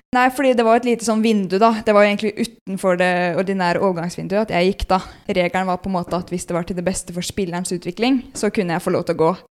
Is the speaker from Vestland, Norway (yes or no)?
no; Elverum, Innlandet, Norway; moved away as an adult; also born or lived in Ottestad; now in Trondheim, Norway; Jeg er født på Elverum